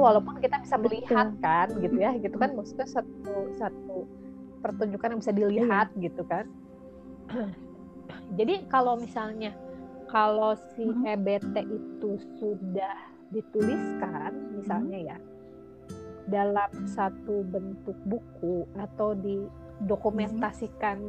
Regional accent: Bandung, West Java, Indonesia; turunan Minang tapi lahir lahir iya tapi lahir besar di Aduh. Bandung

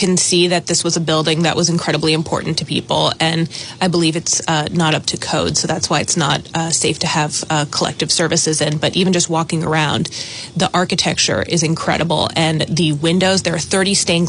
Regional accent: Los Angeles, California, United States; moved away; I grew up Jewish in West

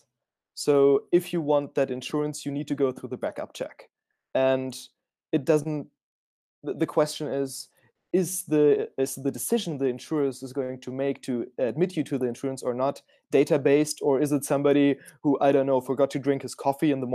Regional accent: Frankfurt, Hesse, Germany; I'm originally from Frankfurt, so I'm one of the very few founders, I think, who's a Frankfurter Bub, as we say it. So a homegrown Frankfurt dude

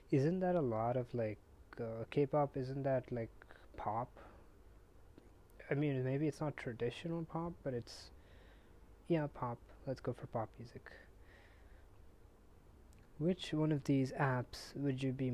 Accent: India; I'm Indian

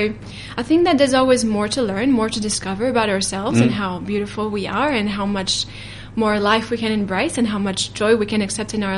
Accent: France; now in New Zealand; I was raised in France

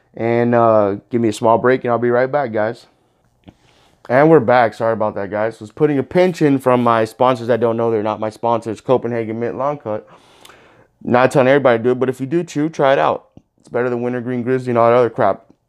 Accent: Miami Gardens, Florida, United States; I grew up in Miami Gardens, Carroll City

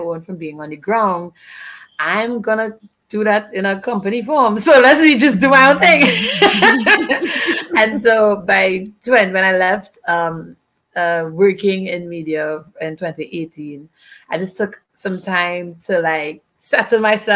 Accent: Trinidad & Tobago; from Trinidad and Tobago

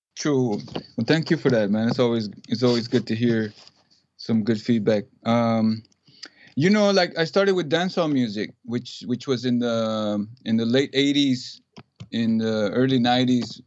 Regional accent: Ciudad Juárez, Chihuahua, Mexico; now in Texas, United States; I grew up in Juarez

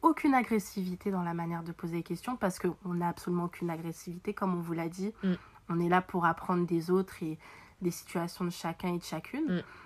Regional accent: Paris, Île-de-France, France; on est parisienne

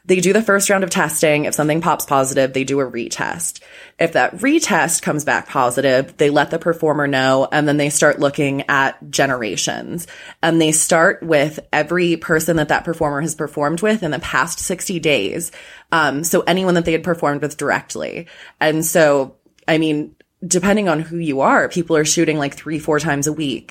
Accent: Chicago, Illinois, United States; moved away as an adult; now in Los Angeles, United States; still a Chicagoan. I'm still a Chicagoan.

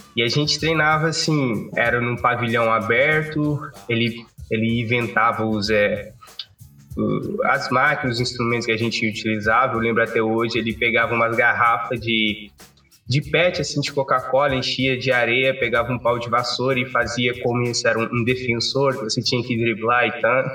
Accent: Cape Verde; moved away as an adult; now in Brazil; eu sou de Cabo Verde. Eu amo muito basquete, né? Eu vim para o Brasil só para estudar mesmo

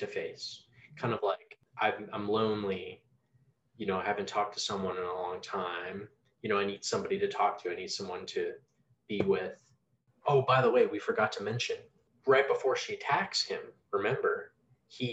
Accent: United States; I don't live in Japan, I'm not Japanese. You know, I am American

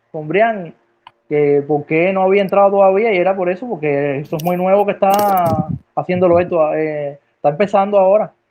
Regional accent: Cuba; Explotar todos los conocimientos y todas las herramientas que tenemos nosotros como cubanos aquí

